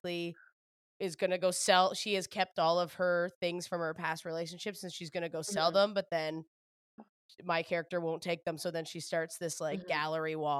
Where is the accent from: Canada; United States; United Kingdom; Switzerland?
Canada; East Coast, Atlantic Canada; I'm from the East Coast too.